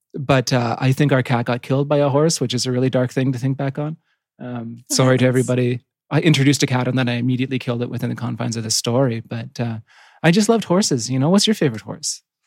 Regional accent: Yukon, Canada; I grew up in the Yukon, which is right next to Alaska, which is right in the middle of nowhere.

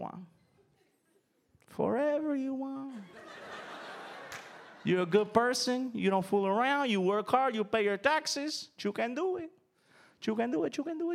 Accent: United States; I was born a year after my parents got to the United States

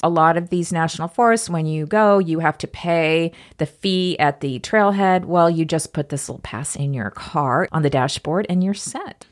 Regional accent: Topeka, Kansas, United States; growing up in Topeka, Kansas

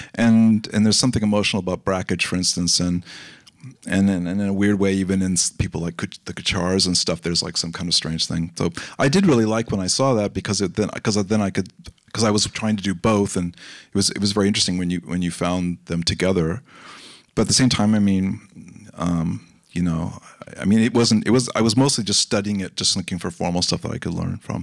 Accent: Los Angeles, California, United States; I grew up in Los Angeles

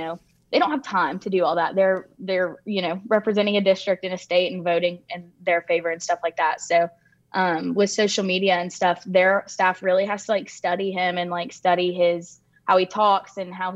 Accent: Alabama, United States; all of us are from Alabama

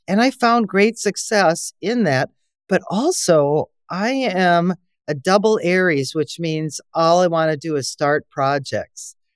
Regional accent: Wisconsin, United States; my background is I'm from Wisconsin

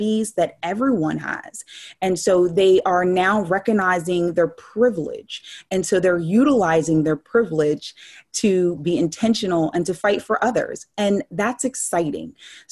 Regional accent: Hamilton Township, New Jersey, United States; I'm born and raised in Hamilton Township

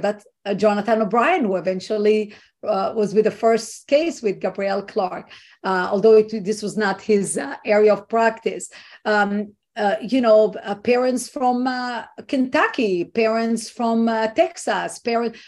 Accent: Israel; now in United States; i was not born here i was not raised here i am an immigrant and i'm coming from what i think is a free country israel

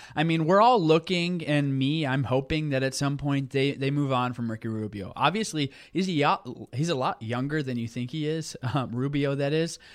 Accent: Tulsa, Oklahoma, United States; growing up in Tulsa

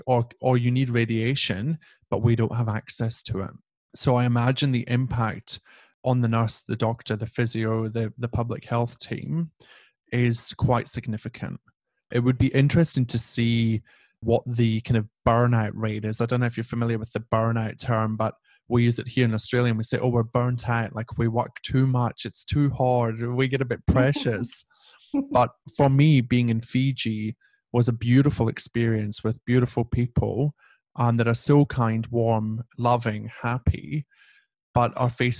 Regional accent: United Kingdom; we're white British people

